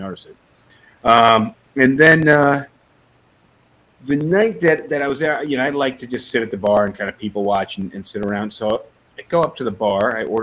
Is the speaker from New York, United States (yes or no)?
yes; New York City, New York, United States; I come from New York City where everybody walks around